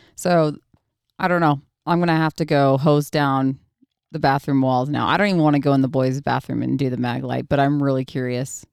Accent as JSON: {"language": "English", "region": "Oregon", "country": "United States", "tie": "born or raised there", "moved": "yes", "said": "we were born and raised in Oregon, so he still actually lives on the small ranch that I was raised on"}